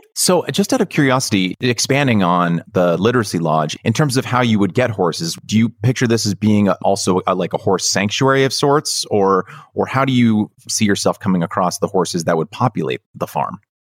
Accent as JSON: {"language": "English", "region": "California", "country": "United States", "tie": "born or raised there", "said": "having been born and raised in California"}